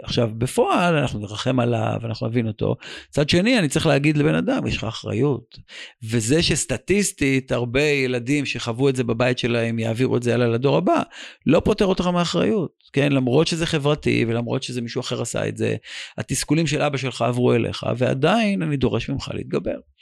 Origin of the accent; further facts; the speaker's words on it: Israel; בתור ישראלי